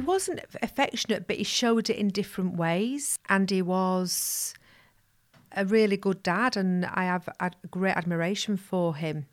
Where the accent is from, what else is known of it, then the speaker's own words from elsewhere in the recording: Pudsey, Yorkshire and the Humber, United Kingdom; I'm from Pudsey, West Yorkshire